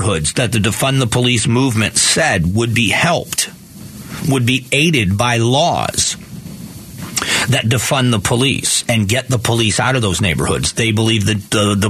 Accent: near Tampa, Florida, United States; now in Phoenix, United States; I grew up near Tampa, almost in between as far as mileage goes, almost exactly between Miami and Tampa

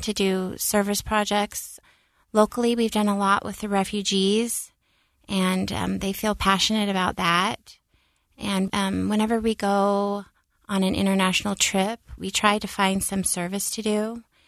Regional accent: Seattle, Washington, United States; now in Utah, United States; growing up in Seattle, I was really fortunate to have a lot of religious friends

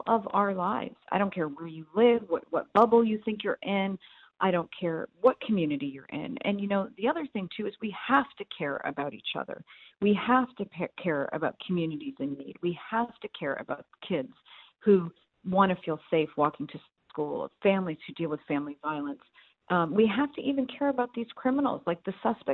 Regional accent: New England, United States; now in Houston, United States; I'm from New England

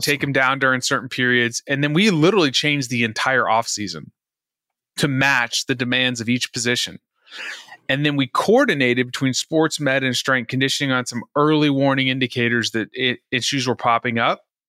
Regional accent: Dallas, Texas, United States; also born or lived in Virginia; now in Houston, United States; I'm from Dallas originally

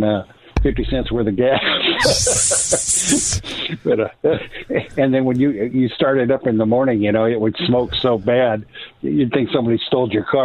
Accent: Iowa, United States; I grew up in Iowa.

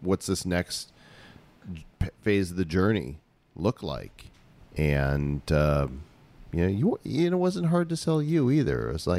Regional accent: Chicago suburbs, Illinois, United States; moved away as an adult; also born or lived in Texas / Oklahoma / Colorado; now in Palmas del Mar, Puerto Rico; Chicago, right? Yeah, suburbs. Yeah. Child of the Midwest.

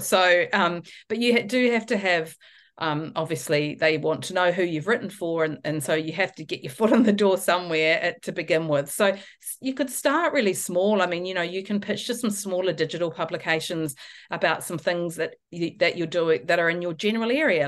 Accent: New Zealand; moved away as an adult; now in Australia; I'm obviously originally from New Zealand, so I've been living in Australia for seventeen years.

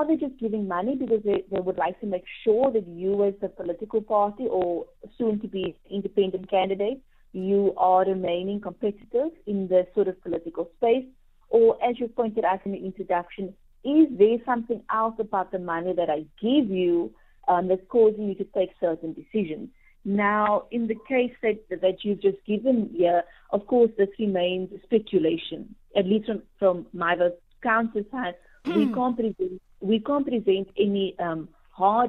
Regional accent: South Africa

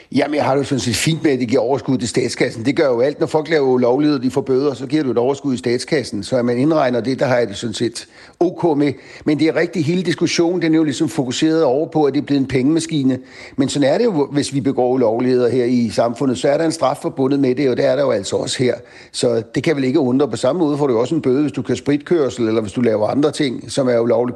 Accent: Bornholm, Capital Region of Denmark, Denmark; nu kommer jeg selv fra Bornholm

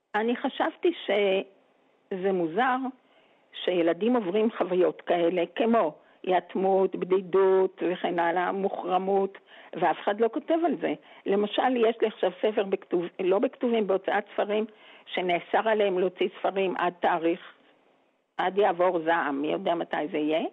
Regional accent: Geva, Northern District, Israel; אני הרי גדלתי בגבע

